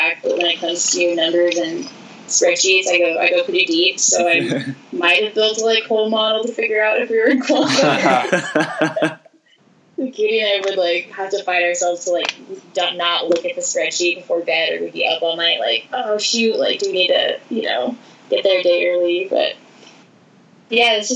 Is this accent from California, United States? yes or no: yes; Santa Cruz, California, United States; I played beach in high school, growing up in Santa Cruz